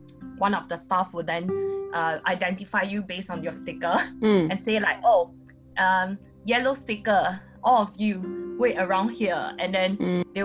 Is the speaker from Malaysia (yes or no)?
no; Singapore; I'm a Singaporean